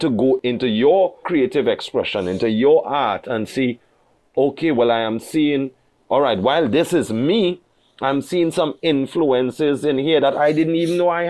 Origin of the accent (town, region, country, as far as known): Trinidad & Tobago